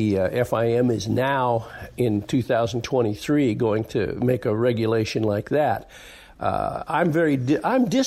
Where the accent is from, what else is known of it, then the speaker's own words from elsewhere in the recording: United States; I'm an American